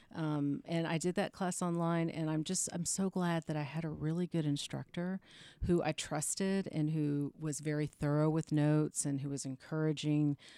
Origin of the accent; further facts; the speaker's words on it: Austin, Texas, United States; moved away as an adult; also born or lived in Houston, Texas / Charleston, South Carolina / Atlanta, Georgia; now in Los Angeles, United States; I was born and raised in Texas, but I lived in the deep South